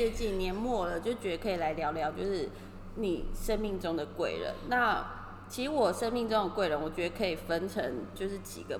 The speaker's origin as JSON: {"language": "Chinese", "country": "Taiwan", "moved": "yes", "lives_now": "Tokyo, Japan", "said": "其实除了我一个台湾人之外，"}